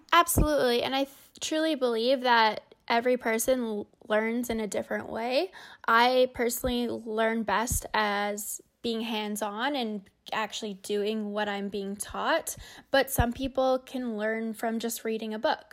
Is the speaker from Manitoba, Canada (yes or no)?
yes; Winnipeg, Manitoba, Canada; being a Canadian